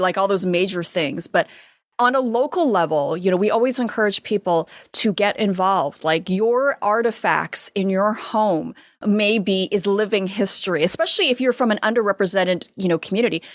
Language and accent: English; United States; I'm American. I was born here.